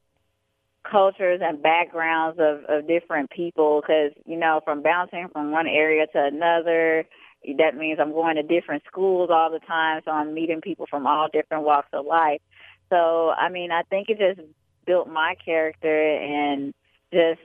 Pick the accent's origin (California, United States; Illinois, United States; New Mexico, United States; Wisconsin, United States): Illinois, United States; Chicago; also born or lived in Atlantic City, New Jersey / Bronx, New York; I was born in Atlantic City, New Jersey, but I was raised in Chicago, Illinois, and I come from a military background